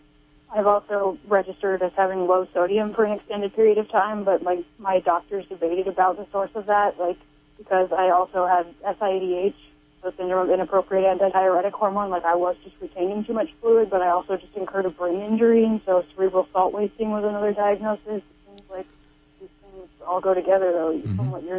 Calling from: Phillipsville, California, United States

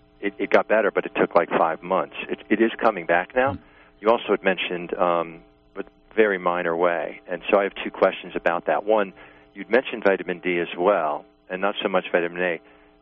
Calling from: New York, United States; I'm from New York.

